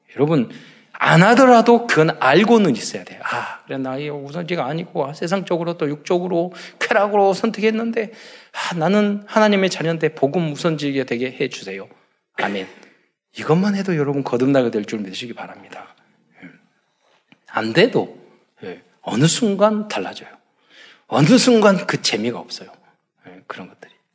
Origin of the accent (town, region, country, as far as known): South Korea